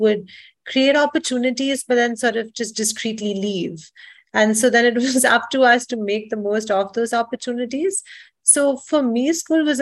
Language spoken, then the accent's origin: English; Mumbai, Maharashtra, India; moved away as an adult; also born or lived in United States; I grew up in India. I spent my entire childhood in Bombay